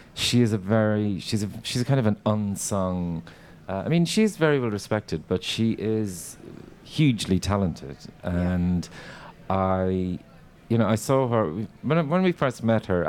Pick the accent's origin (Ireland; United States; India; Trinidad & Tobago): Ireland; when I was growing up, because we grew up on Irish television